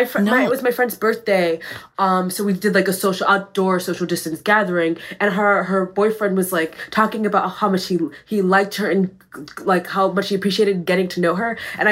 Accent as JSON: {"language": "English", "region": "Massachusetts", "country": "United States", "moved": "yes", "said": "I'm from Massachusetts."}